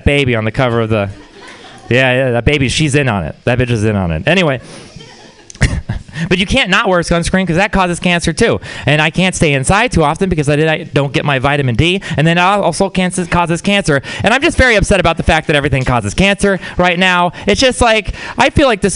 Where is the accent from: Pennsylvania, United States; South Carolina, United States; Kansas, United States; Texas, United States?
Texas, United States; I'm from Texas. Yeah, it is a place. We're very proud of it. Just ask any Texan. But the thing about Texas is it's also a weird place to grow up